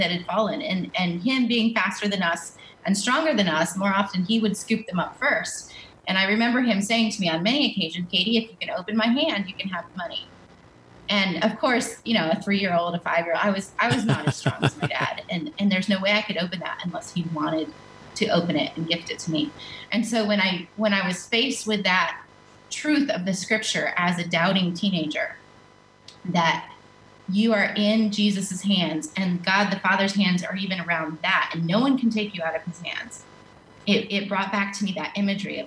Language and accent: English; Western North Carolina, United States; moved away; I grew up in the mountains of Western North Carolina.